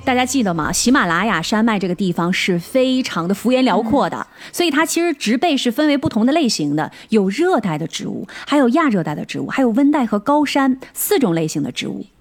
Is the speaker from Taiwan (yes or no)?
no; Northeast China, China; 我们东北人，比如说我爸，一到冬天就把他那个大毛毡垫子拿出来给我垫上